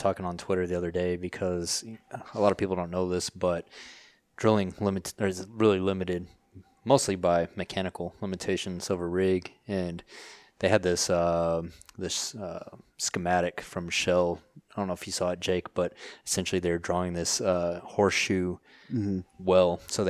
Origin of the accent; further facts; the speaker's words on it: Texas, United States; I'm from West Texas.